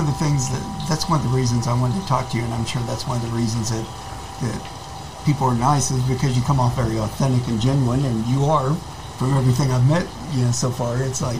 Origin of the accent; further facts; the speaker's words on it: Edmond, Oklahoma, United States; moved away as an adult; now in Austin, United States; I'm originally from Oklahoma.